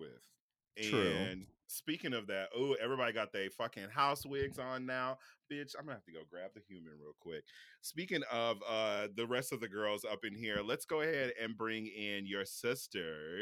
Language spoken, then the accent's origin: English; Kansas City, Kansas, United States; moved away; I'm a Kansas City kid. I grew up on the Kansas side